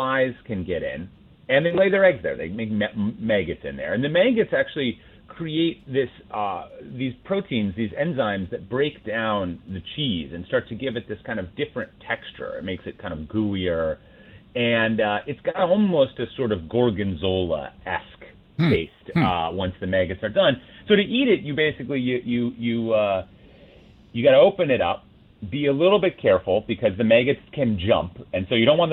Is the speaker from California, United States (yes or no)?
no; Minnesota, United States; growing up in Minnesota